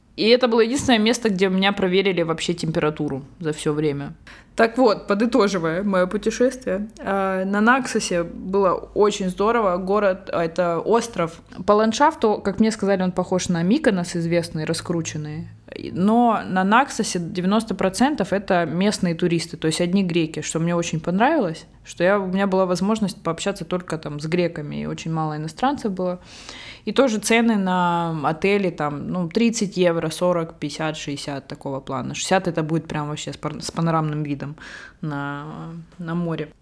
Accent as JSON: {"language": "Russian", "country": "Russia", "moved": "yes", "lives_now": "Barcelona, Spain", "said": "я вообще русская, но живу в Барселоне."}